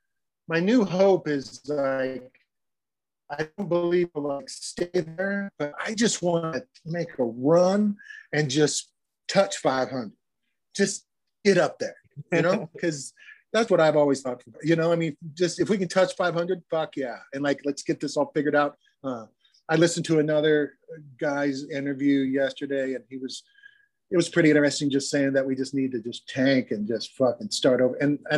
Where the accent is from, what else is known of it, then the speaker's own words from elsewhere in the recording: Missouri, United States; And I came from Missouri, and I was a Kansas City Royals fan, and I was an American League guy.